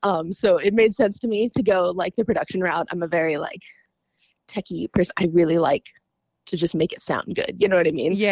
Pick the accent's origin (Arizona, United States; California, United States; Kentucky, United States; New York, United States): Kentucky, United States; now in Buffalo, Minnesota, United States; I'm originally from Kentucky.